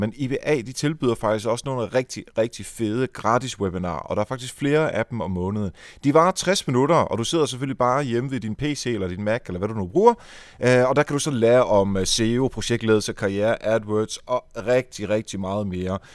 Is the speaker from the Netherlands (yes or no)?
yes; Netherlands; now in Denmark; jeg er jo fra Holland, så jeg lyttede meget til hollandsk radio